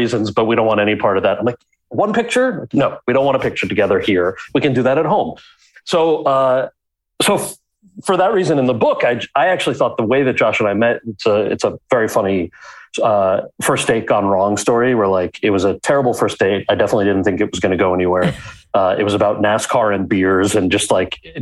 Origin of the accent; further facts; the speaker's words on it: outside of New York City, United States; I grew up outside of New York City